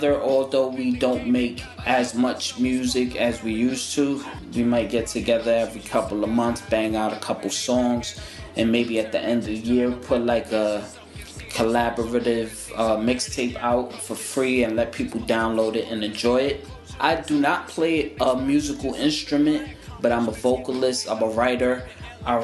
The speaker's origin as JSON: {"language": "English", "town": "New York City", "region": "New York", "country": "United States", "tie": "born or raised there", "said": "I'm from New York City, born and raised"}